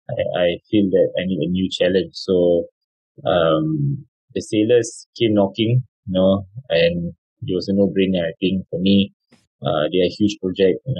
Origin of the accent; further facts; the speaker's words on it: Singapore; moved away as an adult; also born or lived in Malaysia; as a young boy as a Singaporean uh, boy